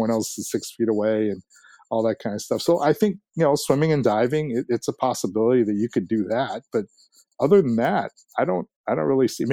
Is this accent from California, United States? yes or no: no; Ames, Iowa, United States; now in Minnesota, United States; I was born and raised in Ames, Iowa, which is the home of Iowa State University